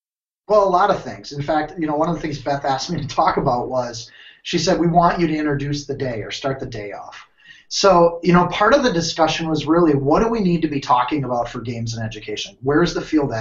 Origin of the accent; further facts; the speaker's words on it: United States; moved away as an adult; also born or lived in Minnesota / Wisconsin; now in Ohio, United States; I'm from Minnesota, Wisconsin